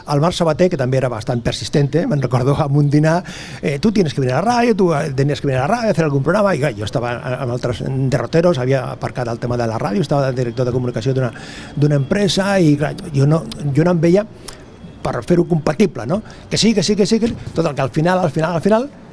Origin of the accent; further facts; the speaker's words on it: Sabadell, Catalonia, Spain; del barri de la Concòrdia, que és del costat, que és el meu barri de tota la vida